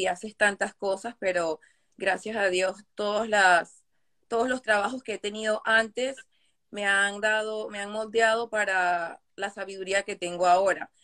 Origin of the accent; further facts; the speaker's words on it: New York, United States; also born or lived in Caracas, Venezuela; now in Jersey City, United States; nací en Caracas, Venezuela pero me crié más acá en, Brooklyn con mi abuela